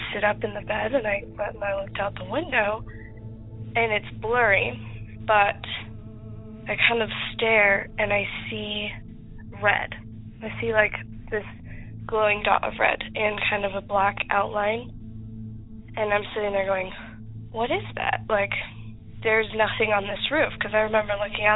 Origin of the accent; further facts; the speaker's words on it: Utah, United States; We're from Utah, but we were about 4 hours away from St. George